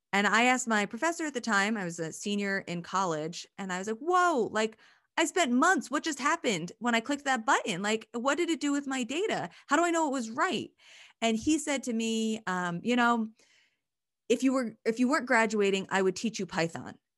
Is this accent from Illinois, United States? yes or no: no; Pennsylvania, United States; moved away; I'm from Pennsylvania